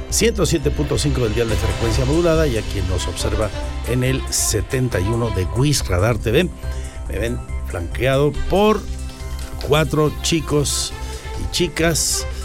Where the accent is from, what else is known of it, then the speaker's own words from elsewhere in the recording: Pinal de Amoles, Querétaro, Mexico; soy de San Gaspar Pinal de Amoles.